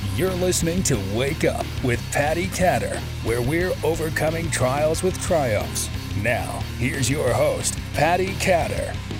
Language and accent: English; New Zealand; moved away as an adult; also born or lived in Australia; I was born and raised in New Zealand and spent uh, 37 years of my life there